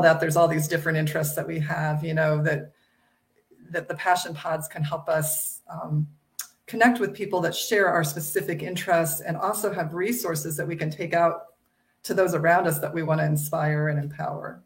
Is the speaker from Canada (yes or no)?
no; Midwest of the United States, United States; I grew up in the Midwest of the United States